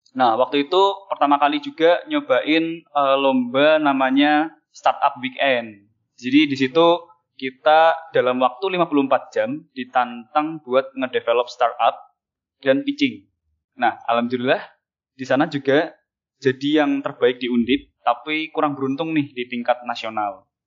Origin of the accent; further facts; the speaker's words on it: Cilacap, Central Java, Indonesia; moved away as an adult; now in Semarang, Indonesia; Aku sendiri besar di Cilacap, sebuah kota industri dengan tiga cerobong PLTU-nya dan flare Pertamina.